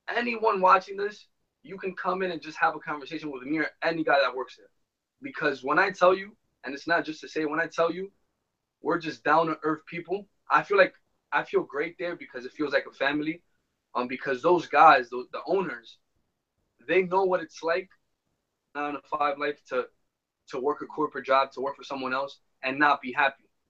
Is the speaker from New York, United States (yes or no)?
yes; New York City, New York, United States; we were born and raised here in New York City.